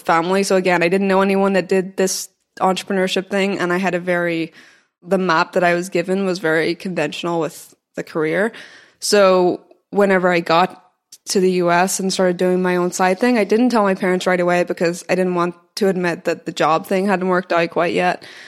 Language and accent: English; Belfast, Northern Ireland, United Kingdom; moved away as an adult; also born or lived in Scotland / New York / Austin; I went to uni in Scotland, I, I grew up in Belfast, and then I moved to New York